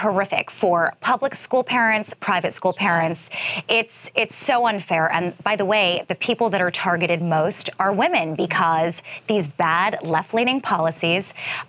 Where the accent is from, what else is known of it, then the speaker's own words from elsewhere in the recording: New York City, New York, United States; I'm born and raised in Manhattan, mother of two children